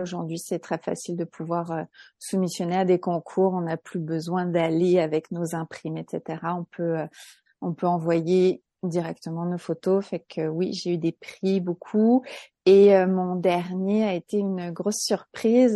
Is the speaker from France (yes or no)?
yes; France; moved away as an adult; now in Quebec, Canada; je suis française, j'ai immigré au Québec il y a 14 ans, je suis une franco-québécoise